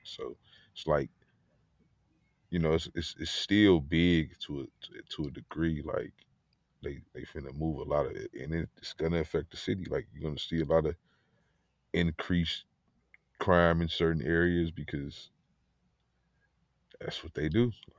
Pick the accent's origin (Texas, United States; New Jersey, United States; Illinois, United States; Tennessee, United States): Illinois, United States; Chicago; as Chicagoan